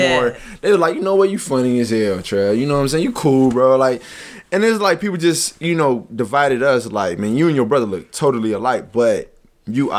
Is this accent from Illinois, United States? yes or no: yes; Aurora, Illinois, United States; Smith School, Jewel Middle School, and then West Aurora